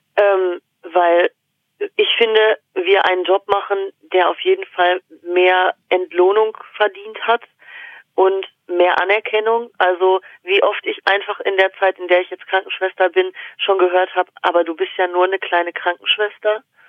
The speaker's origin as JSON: {"language": "German", "country": "Germany", "tie": "born or raised there", "said": "in diesem Dorf gelebt, da in dem wir äh, gewohnt haben"}